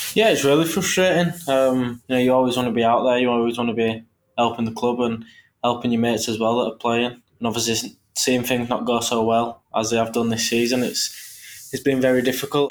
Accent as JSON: {"language": "English", "town": "Leeds", "region": "Yorkshire and the Humber", "country": "United Kingdom", "tie": "born or raised there", "said": "I'm from Leeds"}